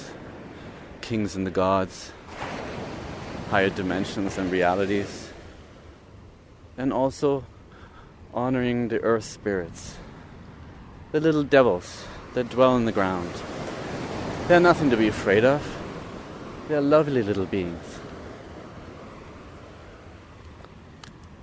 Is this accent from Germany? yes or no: yes; East Germany, Germany; moved away; growing up in East Germany, we have been indoctrinated with communistic thought